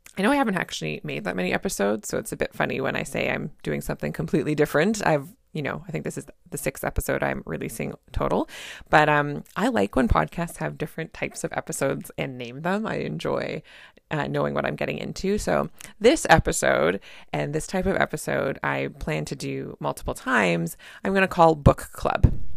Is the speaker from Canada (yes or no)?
yes; Canada; I'm a Canadian family physician